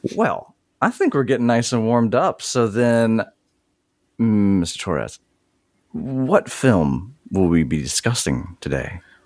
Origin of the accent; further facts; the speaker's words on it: Mississippi, United States; I'm from Mississippi